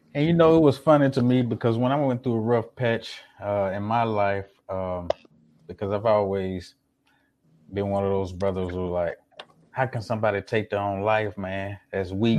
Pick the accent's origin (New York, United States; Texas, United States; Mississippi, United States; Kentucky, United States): Mississippi, United States; Jackson; now in Houston, United States; I wasn't born in Mississippi, but I was raised in Mississippi